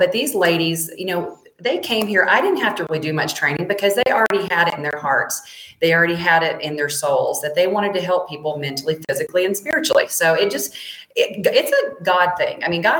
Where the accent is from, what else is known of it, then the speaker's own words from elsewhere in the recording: Mississippi, United States; moved away; Well, I'm from Mississippi originally. I used to say root cause.